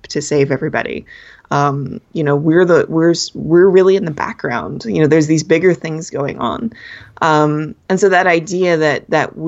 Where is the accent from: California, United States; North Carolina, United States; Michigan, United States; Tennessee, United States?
California, United States; Los Angeles County; I grew up down in Los Angeles County, where, you know, there are people from everywhere.